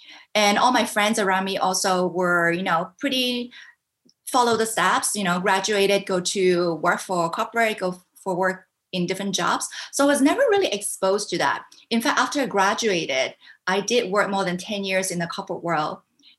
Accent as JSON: {"language": "English", "town": "Vancouver", "region": "British Columbia", "country": "Canada", "tie": "born or raised there", "also_born_or_lived": "Hong Kong / United States / Singapore", "lives_now": "Taiwan", "said": "I was born in Hong Kong. I grew up in Canada, Vancouver, Canada."}